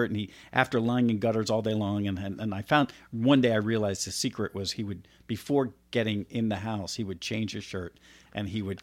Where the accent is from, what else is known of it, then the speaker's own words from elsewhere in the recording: Florida, United States; also born or lived in New Jersey; now in California, United States; I grew up in Florida